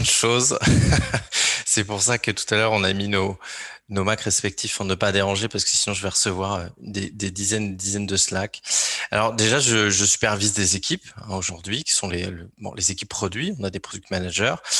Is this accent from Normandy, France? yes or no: yes; Alençon, Normandy, France; je suis originaire de Normandie, d'Alençon pour être précis